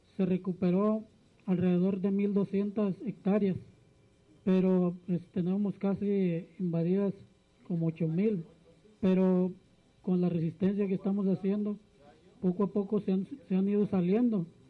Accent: Santa María Ostula, Michoacán, Mexico; vengo de la comunidad de Santa María Ostula. Santa María Ostula está ubicada en la costa de Michoacán

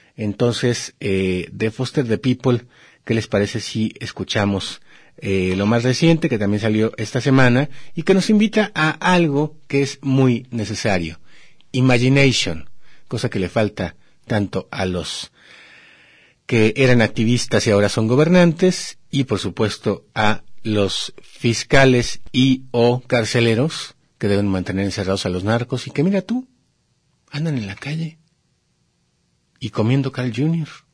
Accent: Mexico; somos mexicanos

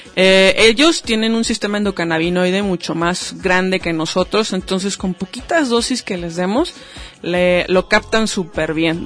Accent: Mexico; nuestra cultura como mexicanos

